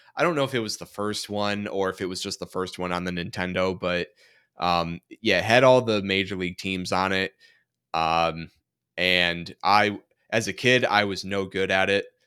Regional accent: Michigan, United States; growing up in Michigan

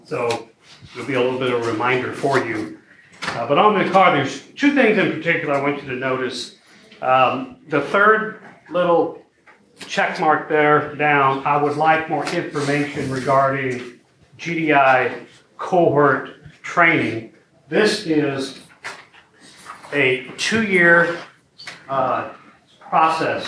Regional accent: Belleville, Illinois, United States; I grew up in Belleville, Illinois.

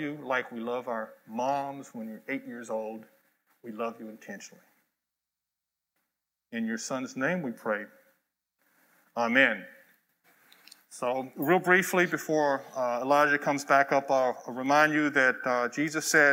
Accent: Atlanta, Georgia, United States; I grew up in Atlanta, Georgia, in a very traditional African-American church in Collier Heights there in Atlanta, Georgia

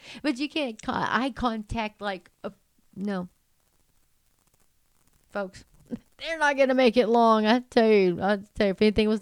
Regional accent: Texas, United States; as a Texan

